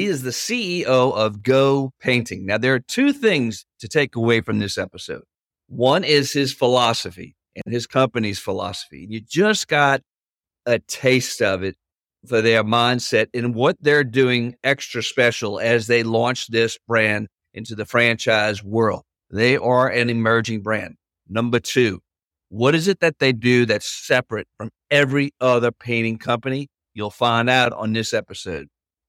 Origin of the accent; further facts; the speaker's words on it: New Orleans, Louisiana, United States; I'm from New Orleans.